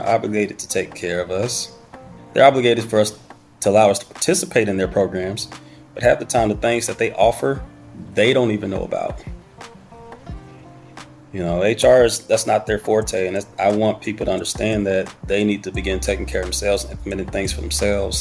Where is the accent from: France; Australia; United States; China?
United States; Durham, North Carolina; moved away as an adult; now in Fort Worth, United States; I'm originally from Durham, North Carolina, now residing in Fort Worth, Texas